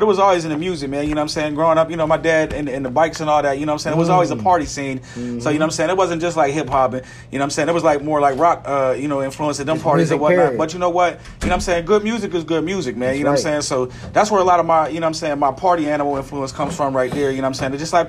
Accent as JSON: {"language": "English", "town": "Pittsburgh", "region": "Pennsylvania", "country": "United States", "said": "I'm from Pittsburgh. I'm from Brighton Heights area. That's the north side."}